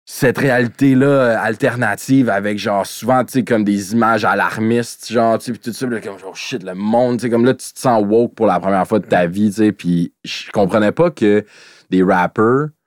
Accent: Greenfield Park, Quebec, Canada; Comme moi, je viens de Greenfield, ça arrive sud

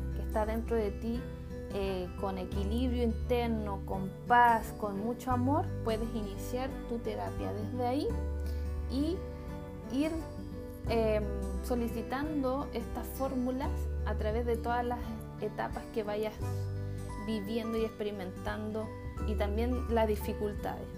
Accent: Chile; en mi país Chile, específicamente en la región de Coquimbo

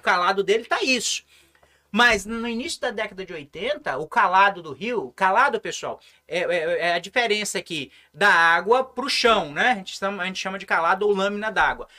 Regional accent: São Mateus, Espírito Santo, Brazil; also born or lived in Curitiba; eu sou aqui do interior de São Mateus, né? Uhum. nasci no Córrego do Macaco

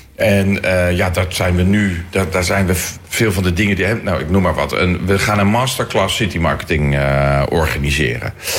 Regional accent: Leiden, South Holland, Netherlands; Leiden, mijn geboortestad

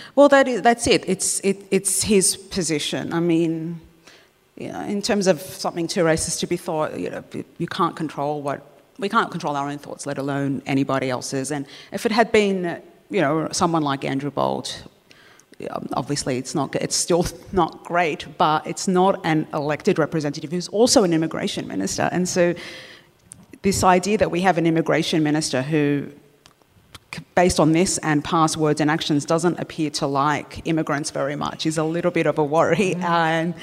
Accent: Australia; having lived here since I was two

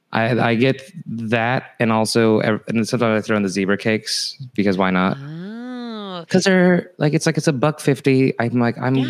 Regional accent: Fresno, California, United States; the elementary school was Fresno, California

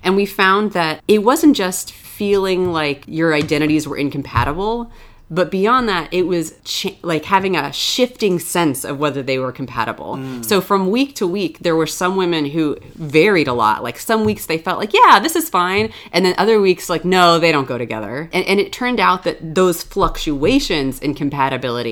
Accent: Florida, United States; moved away as an adult; also born or lived in New York; I grew up in Florida, where it was really warm. Then I moved to New York for graduate school

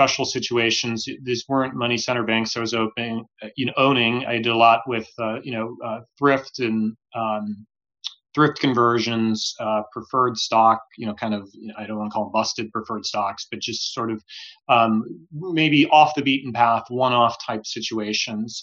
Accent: Omaha, Nebraska, United States; moved away; I grew up in Omaha, Nebraska

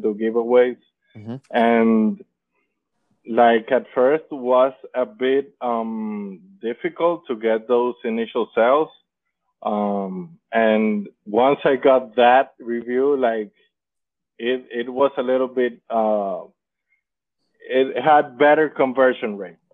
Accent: Dominican Republic; I am from Dominican Republic

